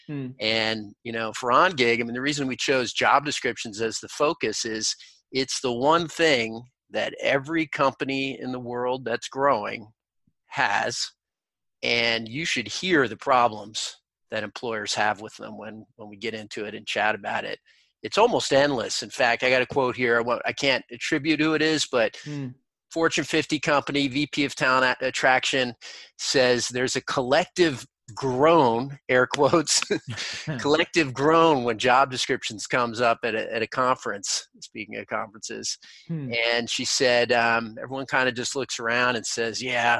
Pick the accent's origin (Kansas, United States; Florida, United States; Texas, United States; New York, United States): New York, United States; New York City; moved away; I'm a kid from New York City originally